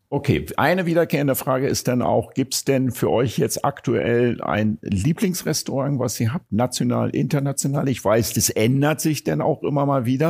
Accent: Berlin, Germany; ich als Berliner

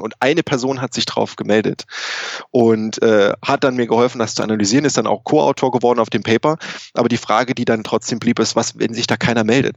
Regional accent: Saarland, Germany; moved away as an adult; also born or lived in Thuringia / Hanover; now in Canada; Ich bin aber gebürtig aus Deutschland, also eigentlich aus dem, der ehemaligen DDR. Äh, ich komme aus Thüringen und bin im Saarland aufgewachsen

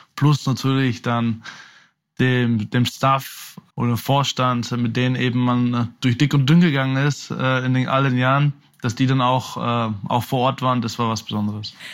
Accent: Oberaudorf, Bavaria, Germany; also born or lived in Munich; dass ich eben aufgewachsen bin in Oberaudorf, dann bei Rosenheim gespielt habe, dann die, die meiste Zeit in München eben gelebt habe, habe ich mich immer als einer von uns Bayern eben halt auch gesehen

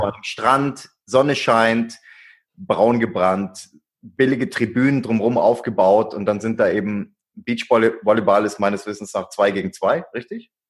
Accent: Swabia, Germany; ich bin ein Schwabe

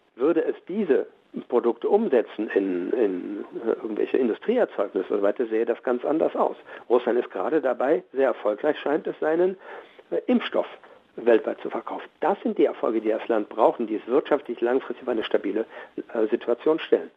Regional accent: Germany

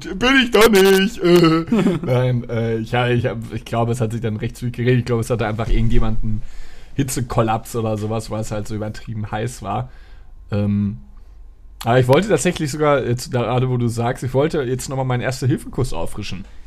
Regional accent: Dortmund, North Rhine-Westphalia, Germany; moved away; ich war in meiner Heimatstadt in, in Dortmund.

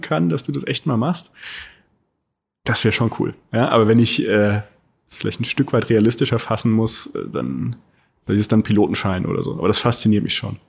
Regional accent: Rhineland-Palatinate, Germany; now in Berlin, Germany; Ich komme aus der Pfalz

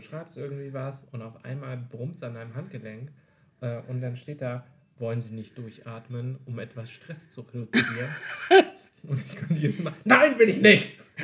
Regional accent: Wolfhagen, Hesse, Germany; Ich komme aus äh, dem wunderschönen nordhessischen Städtchen Wolfhagen.

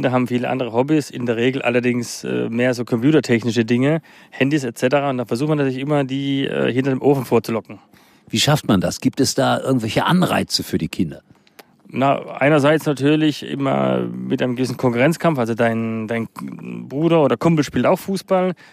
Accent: Karlsruhe, Baden-Württemberg, Germany; Ich habe bei München schon immer und wo ich herkomme, Karlsruhe SC.

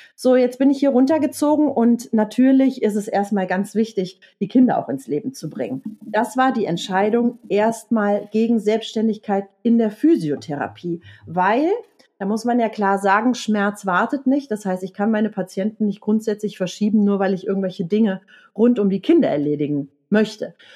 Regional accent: Leverkusen, North Rhine-Westphalia, Germany; now in Eckental, Germany; ich komme gebürtig aus Leverkusen

